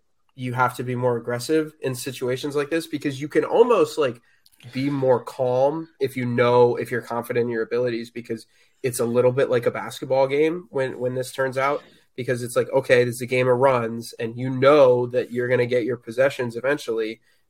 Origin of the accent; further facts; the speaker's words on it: Northern Virginia, United States; I grew up in Northern Virginia.